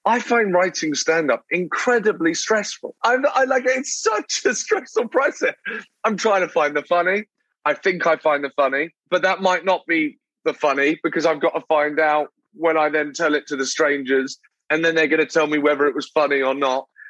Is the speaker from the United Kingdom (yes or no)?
yes; Brighton, South East England, United Kingdom; moved away as an adult; now in London, United Kingdom; So I I'm born in London, but then I moved to a a small town. Uh, it's not that small, but a smaller town uh, on the um, on the south coast called Brighton